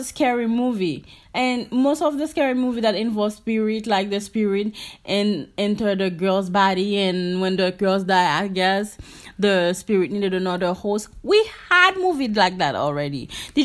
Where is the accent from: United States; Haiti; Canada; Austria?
Haiti; I'm from Haiti